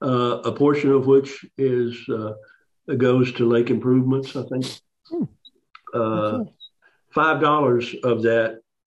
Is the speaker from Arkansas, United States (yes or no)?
yes; Arkansas, United States; In Arkansas. We're born and raised in Arkansas.